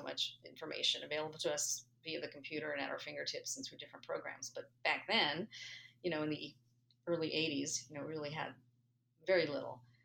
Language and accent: English; San Gabriel Valley, Los Angeles area, California, United States; I grew up in the Los Angeles area, specifically the San Gabriel Valley